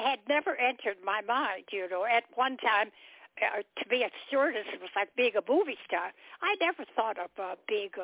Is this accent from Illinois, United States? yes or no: yes; Chicago, Illinois, United States; moved away as an adult; also born or lived in East Point, Georgia / Hapeville, Georgia; now in College Park, United States; I was born in Chicago, but I had lived in Chicago for years